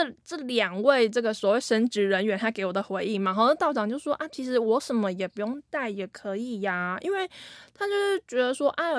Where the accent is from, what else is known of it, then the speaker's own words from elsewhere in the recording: central Taiwan, Taiwan; 可是因为我那个腔调吼，就是可能有些块蓝调，可能有有被北部影响到，还怎么样？就是我回去中部的时候，乡亲都会说